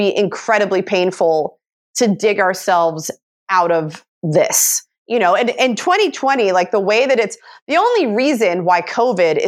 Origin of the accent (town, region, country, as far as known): United States